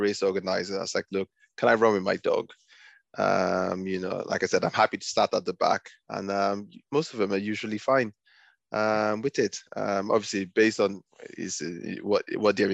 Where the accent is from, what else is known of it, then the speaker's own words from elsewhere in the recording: Nigeria; now in United Kingdom; I grew up in Nigeria before I moved to the UK